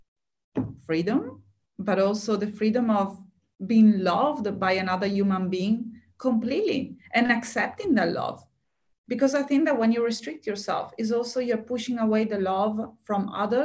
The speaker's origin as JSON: {"language": "English", "country": "Italy", "tie": "born or raised there", "moved": "yes", "lives_now": "Australia", "said": "when I was back in Italy"}